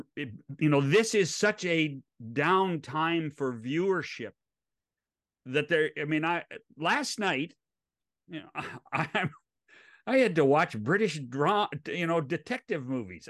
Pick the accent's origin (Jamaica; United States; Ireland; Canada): United States; West Coast; I grew up on the West Coast. I grew up as a National League kid.